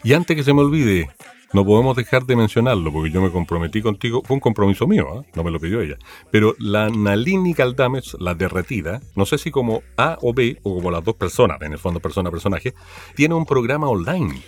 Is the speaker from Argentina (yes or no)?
no; Valparaíso, Chile; Yo me crié harto en el Cerro Alegre. Yo nací en Playa Ancha